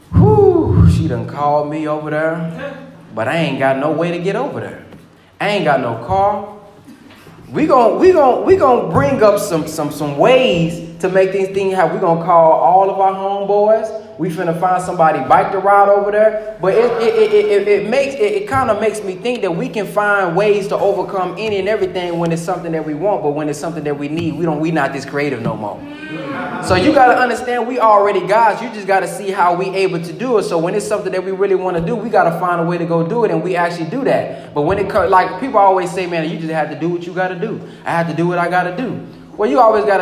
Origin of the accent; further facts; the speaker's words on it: the South, United States; I'm from the South, too